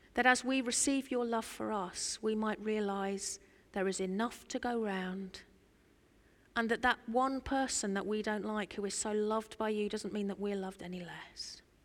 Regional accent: Norfolk, East of England, United Kingdom; I'm from Norfolk

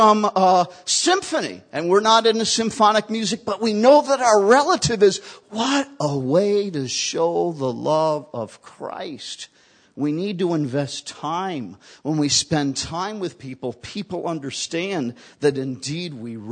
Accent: New York, United States; moved away; I'm originally from New York

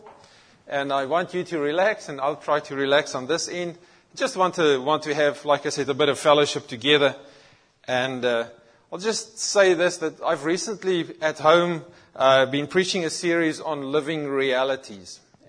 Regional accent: South Africa; moved away; I grew up in South Africa and very much in our environment, Christianity was a culture.

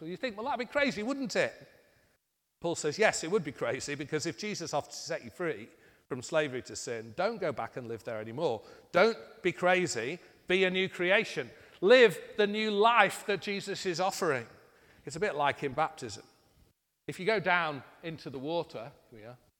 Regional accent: United Kingdom; being British

